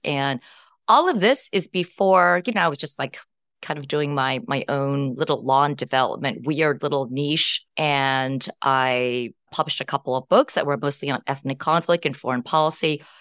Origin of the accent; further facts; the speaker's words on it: Berkeley, California, United States; moved away as an adult; also born or lived in Champaign, Illinois / West Lafayette, Indiana; I grew up in the Bay Area